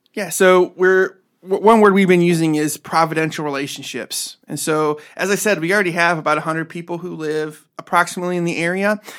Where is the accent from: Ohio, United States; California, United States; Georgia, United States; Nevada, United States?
Ohio, United States; Medina; also born or lived in Cleveland, Ohio; I am originally from Northeast Ohio, so I was born and raised on the east side of Cleveland, and, uh, my family, we lived in Cleveland until I was about ten years old. and then my family moved out to Medina